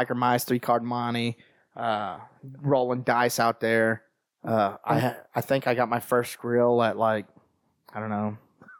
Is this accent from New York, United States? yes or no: no; Texas, United States; born or raised there; also born or lived in Ohio / Mississippi